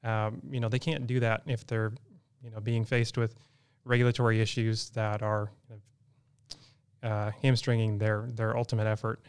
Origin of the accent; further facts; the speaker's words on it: Iowa, United States; So coming from the community I'm from Iowa, the credit union that I ultimately started with has a really strong market penetration